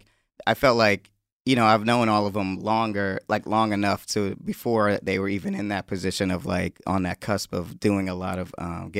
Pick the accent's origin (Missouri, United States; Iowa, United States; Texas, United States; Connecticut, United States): Connecticut, United States; born there; I was born in Connecticut, so I remember when I was a baby, like real little, wearing earmuffs.